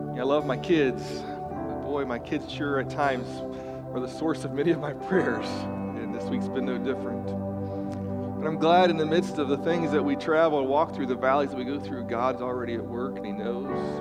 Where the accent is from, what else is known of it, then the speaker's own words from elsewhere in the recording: West Virginia, United States; I grew up in West Virginia